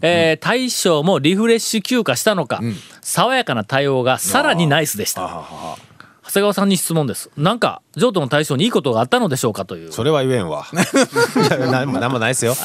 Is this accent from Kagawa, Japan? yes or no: yes; Takuma, Kagawa, Japan; born or raised there